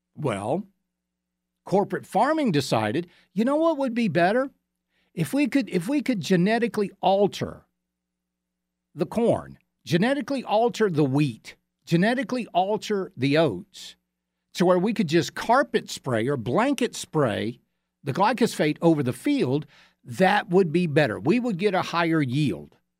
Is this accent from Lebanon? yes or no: no; Georgia, United States; now in South Carolina, United States; our neighboring state of Georgia, my home state